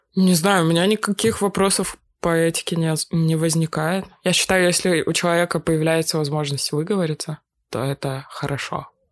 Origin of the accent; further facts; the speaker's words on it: Russia; я из России